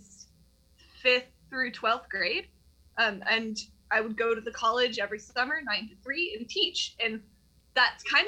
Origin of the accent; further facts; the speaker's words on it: Tennessee, United States; I've been a kid growing up in the Tennessee school system my whole life